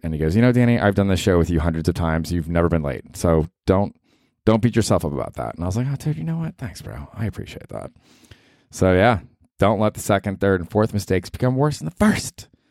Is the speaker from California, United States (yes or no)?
no; Tampa, Florida, United States; now in New York, United States; growing up in Tampa